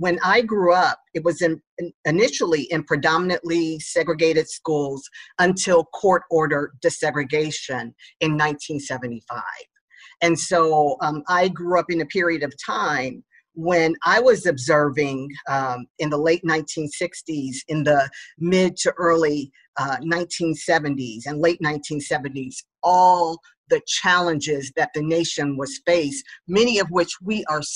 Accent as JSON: {"language": "English", "town": "Dayton", "region": "Ohio", "country": "United States", "tie": "born or raised there", "moved": "yes", "lives_now": "Chicago, United States", "said": "I grew up in Dayton, Ohio, which is very similar to Chicago"}